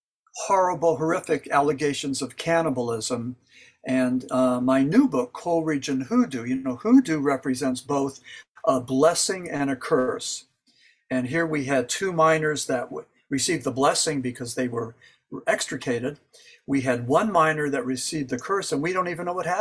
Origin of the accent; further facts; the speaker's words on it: Berwick, Pennsylvania, United States; now in Mocanaqua, United States; I'm originally from Berwyn, Pennsylvania. That's in Columbia County, but currently I live in Maconaqua, Pennsylvania, and that's in Luzerne